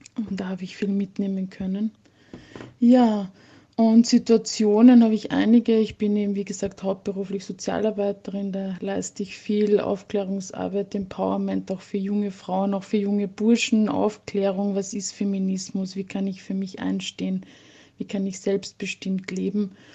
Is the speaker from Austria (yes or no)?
yes; southern Carinthia, Austria; ich bin in einem recht äh, bäuerlich strukturierten, sehr ländlichen Umfeld im südlichen Kärnten aufgewachsen